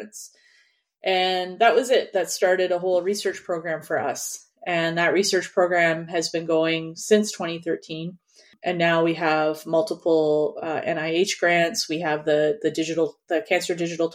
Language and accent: English; Canada; moved away; also born or lived in New York; I'm Canadian.